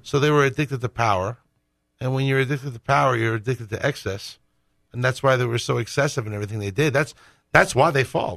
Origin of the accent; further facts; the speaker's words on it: Northeast, United States; I grew up Roman Catholic in the Northeast